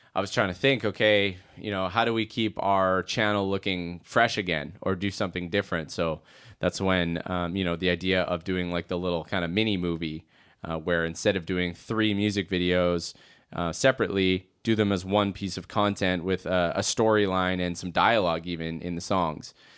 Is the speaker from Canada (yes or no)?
yes; Edmonton, Alberta, Canada; being a Canadian boy, in a way, it's just, like, you know, when you grow up, I grew up in Edmonton